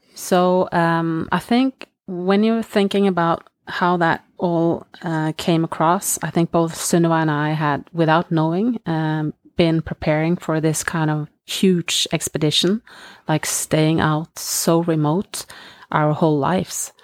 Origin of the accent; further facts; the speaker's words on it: Norway; I grew up in Norway.